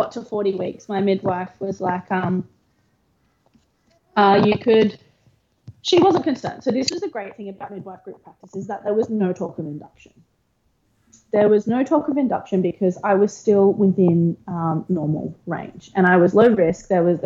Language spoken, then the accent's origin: English; Gold Coast, Queensland, Australia; I grew up on the Gold Coast